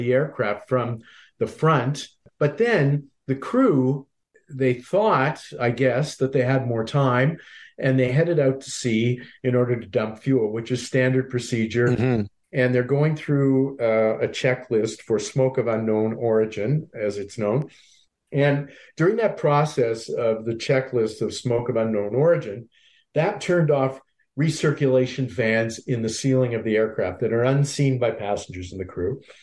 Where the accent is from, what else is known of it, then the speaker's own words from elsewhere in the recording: Halifax, Nova Scotia, Canada; moved away; I was born and raised in Halifax